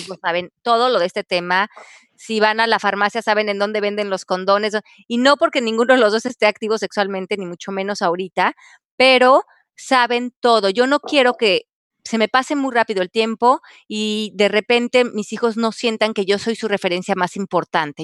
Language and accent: Spanish; Mexico; yo crecí en México